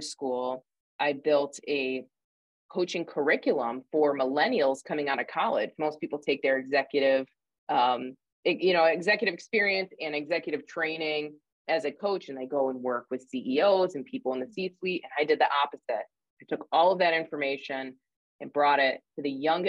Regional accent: upstate New York, United States; moved away as an adult; now in Indiana, United States; I'm from upstate New York, actually. You'll probably hear my accent kind of poke through, but I moved to Indiana

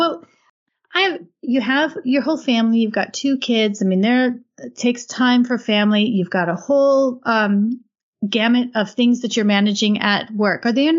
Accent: Minnesota, United States; I'm from the Midwest. I'm from Minnesota.

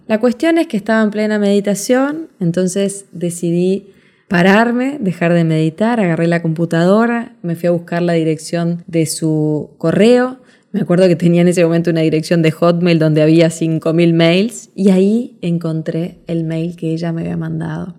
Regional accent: Montevideo, Uruguay; moved away as an adult; now in Punta del Este, Uruguay; me llevó de Montevideo, Uruguay, donde nací, a Punta del Este, donde vivo hasta el día de hoy

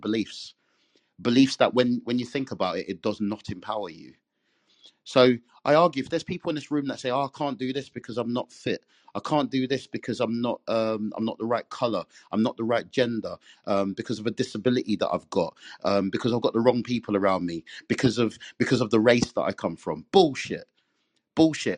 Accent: England, United Kingdom; I'm Caribbean. I'm a Jamaican, born and bred in England

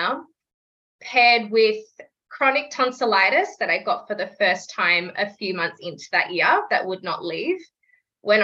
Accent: Melbourne, Victoria, Australia; I'm 25, from Melbourne, Australia

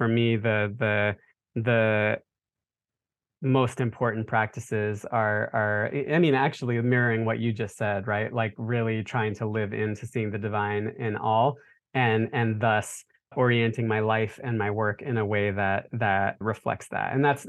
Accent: Charlotte, North Carolina, United States; I grew up in Charlotte, North Carolina, and my brother and I were the only turban-wearing Sikh boys in the whole city in the 80s when we were growing up.

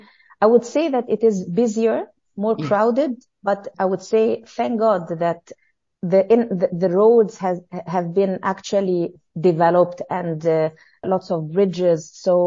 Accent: Cairo, Cairo Governorate, Egypt; Well, you know, at schools in Egypt, I mean, part of the history is that they let you feel this patriotism

